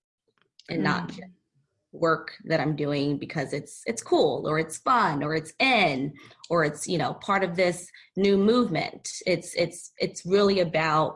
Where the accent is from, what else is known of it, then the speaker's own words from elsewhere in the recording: Philadelphia, Pennsylvania, United States; moved away; also born or lived in San Diego; I recently relocated back to my hometown, Philadelphia.